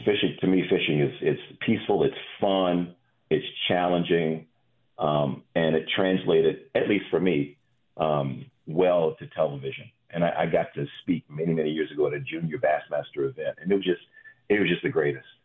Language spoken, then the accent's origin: English; Chapel Hill, North Carolina, United States; also born or lived in Virginia; I grew up in Chapel Hill. I grew up in ACC country, right?